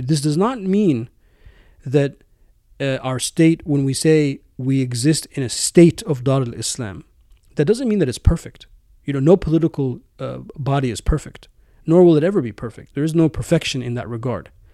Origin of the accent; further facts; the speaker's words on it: United States; my home country, the United States